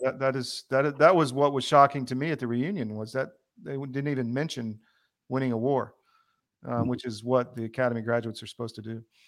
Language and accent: English; the South, United States; accent: Southern; I was from the South. I took crap for having a Southern accent